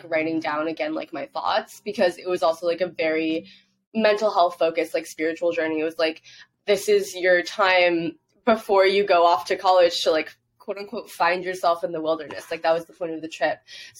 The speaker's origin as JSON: {"language": "English", "country": "Hong Kong", "tie": "born or raised there", "said": "I grew up overseas in Hong Kong. So in Asian culture, you don't really talk about your mental health."}